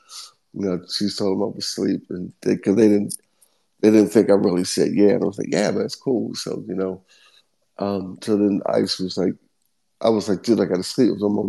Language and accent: English; Philadelphia, Pennsylvania, United States; And Philly raised me.